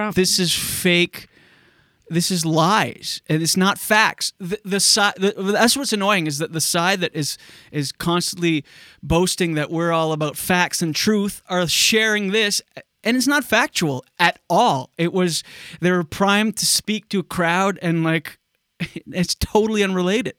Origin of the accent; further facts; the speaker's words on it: Canada; my hometown